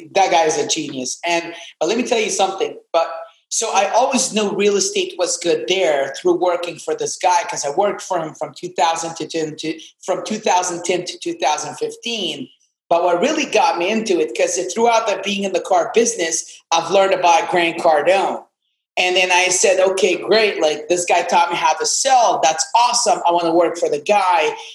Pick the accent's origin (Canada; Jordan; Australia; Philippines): Jordan; Amman, Amman Governorate; English is a second language; moved away as an adult; also born or lived in Atlanta, Georgia / Ohio; now in Miami, United States; I'm from Amman, Jordan. That's where I was born.